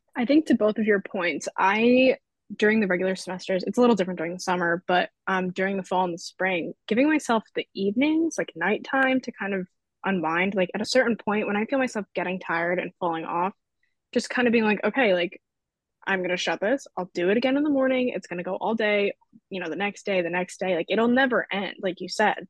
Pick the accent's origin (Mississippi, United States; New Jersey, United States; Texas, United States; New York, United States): New York, United States; Long Island; moved away as an adult; I'm from Long Island, which is whatever, six to eight hours away.